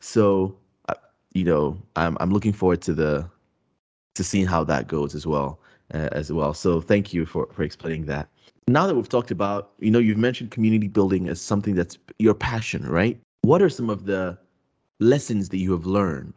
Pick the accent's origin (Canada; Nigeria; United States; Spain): Nigeria; moved away; also born or lived in Lagos; I'm originally from Nigeria and I lived in Lagos